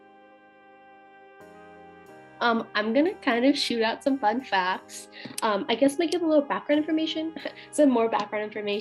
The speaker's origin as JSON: {"language": "English", "town": "Suwanee", "region": "Georgia", "country": "United States", "said": "I'm from Suwanee, Georgia"}